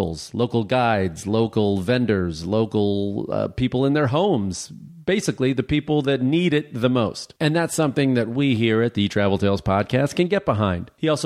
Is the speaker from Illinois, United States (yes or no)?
yes; outside of Chicago, Illinois, United States; I grew up outside of Chicago